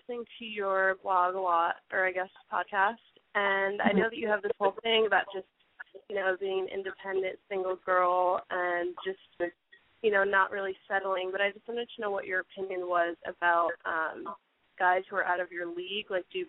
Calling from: New York, United States; I'm calling from New York, I'm 22.

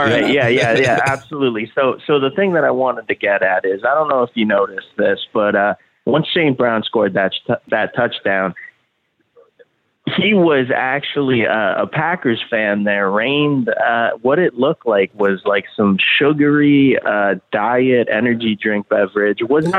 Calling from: Vancouver, British Columbia, Canada; also born or lived in Windsor; I'm from Vancouver, Canada, actually. I was born in Windsor and everything, and I'm watching the game down in Vancouver.

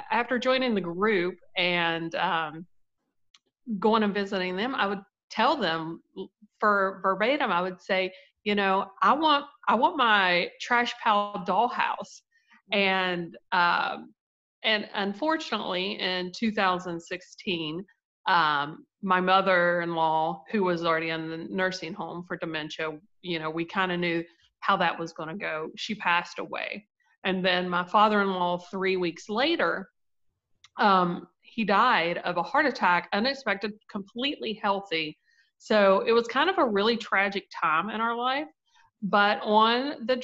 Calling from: Winfield, West Virginia, United States; It's West Virginia, Winfield, West Virginia.

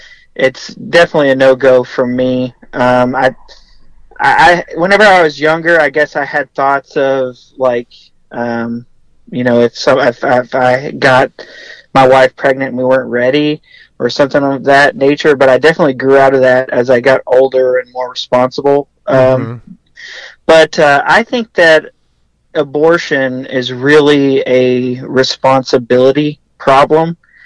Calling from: Texas, United States; I'm in Texas.

